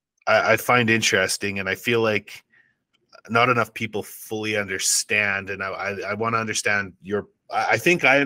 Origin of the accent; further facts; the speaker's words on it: Canada; I'm Canadian